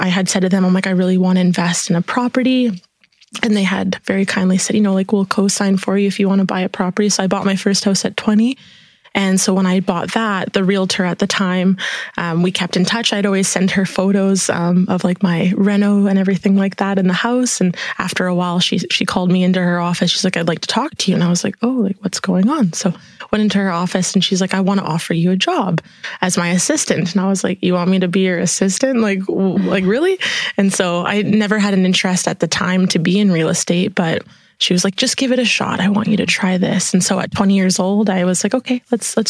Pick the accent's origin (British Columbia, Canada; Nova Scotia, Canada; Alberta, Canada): British Columbia, Canada; Prince Rupert; now in Kelowna, Canada; immigrated from Italy to Prince Rupert. So that was the little town that I was born and raised in on the coast of Canada